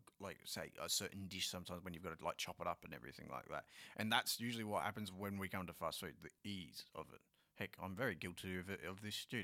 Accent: Australia; I'm very Aussie in that sense.

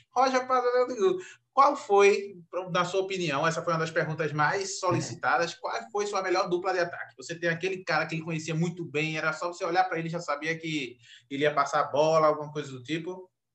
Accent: Recife, Pernambuco, Brazil; eu sou de Recife

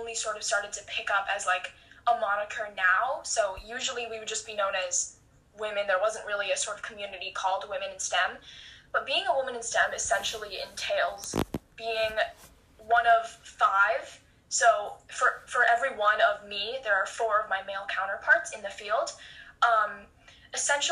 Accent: Los Angeles, California, United States; I'm from Los Angeles, California

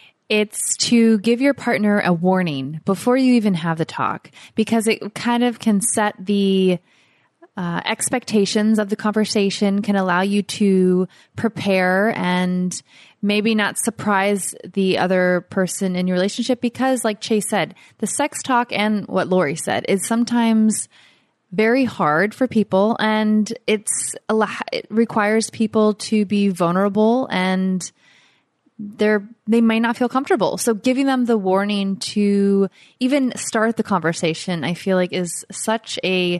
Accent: Florida, United States; moved away as an adult; now in Costa Rica; our Florida winters

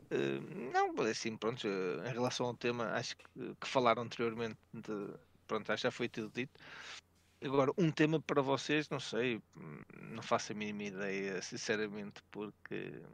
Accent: Vila Nova de Gaia, Norte, Portugal; eu sou da zona de Gaia, ou pronto, no Porto

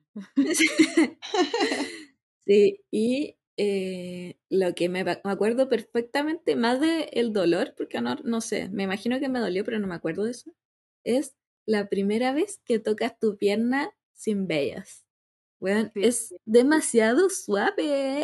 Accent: Santiago, Santiago Metropolitan Region, Chile; yo soy de la Florida

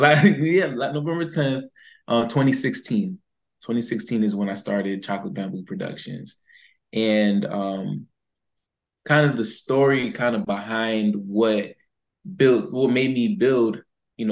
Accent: West Palm Beach, Florida, United States; I'm from West Palm Beach, Florida

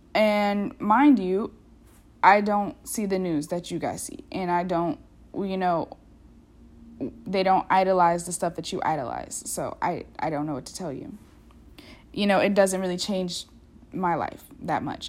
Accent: United States; also born or lived in Europe; an American who's gotten the opportunity to, like, live outside this country

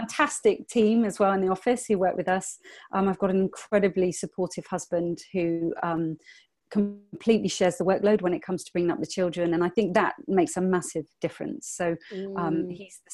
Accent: England, United Kingdom; I'm from England

